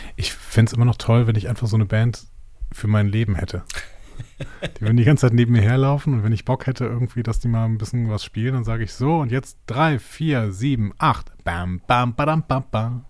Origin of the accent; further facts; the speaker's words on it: Cologne-Bonn Bay, North Rhine-Westphalia, Germany; Köln, in der Köln-Bonner Bucht.